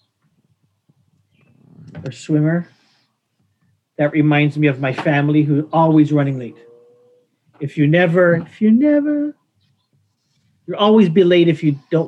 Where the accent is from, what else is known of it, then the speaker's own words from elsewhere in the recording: Canada; as a Canadian